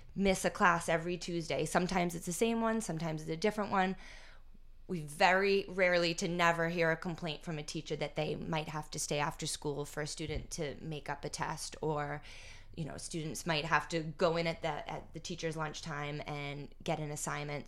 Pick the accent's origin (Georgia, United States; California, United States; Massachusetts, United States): Massachusetts, United States; North Andover; I grew up in North Andover, grew up hanging out here at the U Center